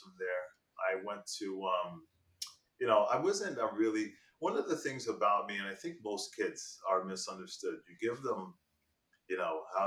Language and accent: English; Elizabeth, New Jersey, United States; growing up in Elizabeth, there was a lot of kids that just didn't have that type of head start.